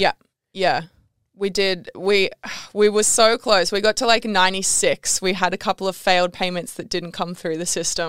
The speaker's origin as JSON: {"language": "English", "town": "Canberra", "region": "Australian Capital Territory", "country": "Australia", "tie": "born or raised there", "also_born_or_lived": "Bali", "moved": "as an adult", "said": "I grew up in Canberra, which if you, you know Canberra, you know that you don't wanna be in Canberra"}